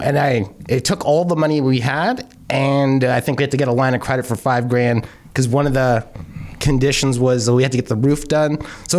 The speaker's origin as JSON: {"language": "English", "town": "Toronto", "region": "Ontario", "country": "Canada", "tie": "born or raised there", "also_born_or_lived": "Clarkson, Mississauga", "said": "My parents, like we grew up originally in Parkdale. And so the Toronto homes chopped up in like 2, 3, 4 units."}